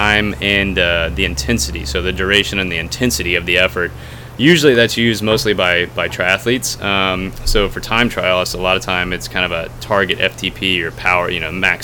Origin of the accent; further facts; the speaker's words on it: Texas, United States; I'm from Texas